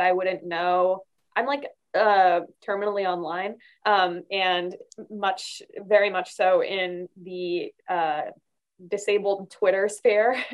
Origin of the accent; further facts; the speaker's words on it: Arizona, United States; moved away as an adult; I grew up mostly in Arizona um, in a really, really conservative area